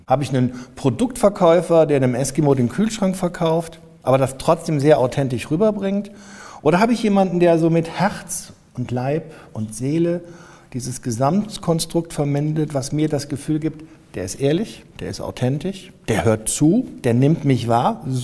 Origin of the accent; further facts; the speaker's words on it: North Rhine-Westphalia, Germany; Ich hatte damals auch das Glück, ich komme aus der Nähe von Kölner Umland. Deswegen hatte ich ein Dominikanerkloster bei uns.